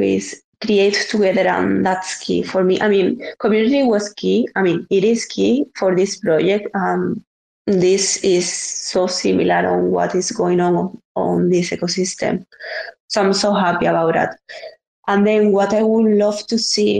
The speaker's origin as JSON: {"language": "English", "country": "Spain", "said": "I'm from Spain"}